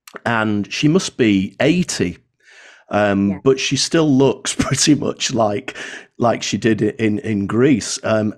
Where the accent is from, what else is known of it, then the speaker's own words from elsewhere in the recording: Lytham St Annes, North West England, United Kingdom; also born or lived in Blackpool; growing up in Lytham St. Anne's and Blackpool